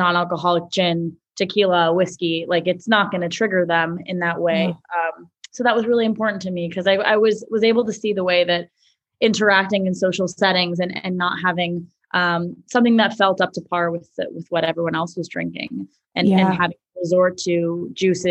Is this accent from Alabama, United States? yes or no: no; New York City, New York, United States; I grew up in Manhattan